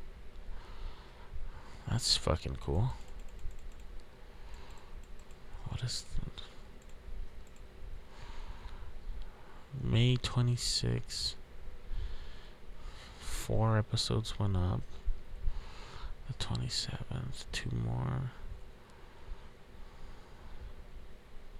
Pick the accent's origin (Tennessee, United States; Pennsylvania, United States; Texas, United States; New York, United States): Texas, United States; We're from Texas.